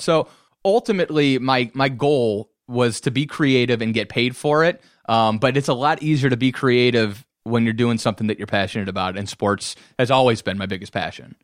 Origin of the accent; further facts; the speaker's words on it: Cleveland, Ohio, United States; moved away as an adult; also born or lived in Orlando, Florida; now in Detroit, United States; growing up in Cleveland